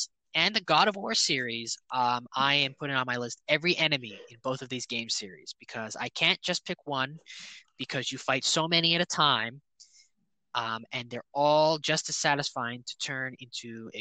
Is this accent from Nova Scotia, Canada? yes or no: no; Toronto, Ontario, Canada; I wish I wasn't from Toronto